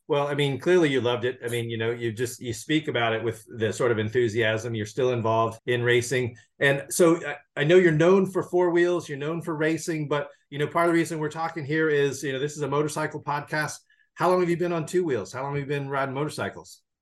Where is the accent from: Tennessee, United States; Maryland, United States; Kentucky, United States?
Tennessee, United States; now in California, United States; I'm originally from Tennessee, and I grew up in the seventies